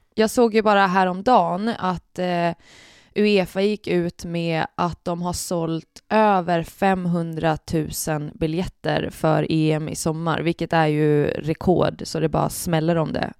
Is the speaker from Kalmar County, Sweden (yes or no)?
yes; Oskarshamn, Kalmar County, Sweden; moved away; Jag är ju från Oskarshamn